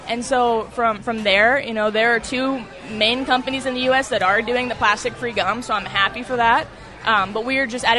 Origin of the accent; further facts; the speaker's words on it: York, Pennsylvania, United States; York, PA.